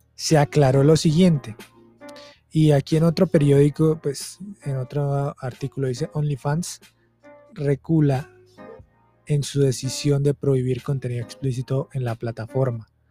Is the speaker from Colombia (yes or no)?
yes; Colombia; Vengo de Colombia, soy de Colombia y vengo de un departamento que tiene esta frase jodas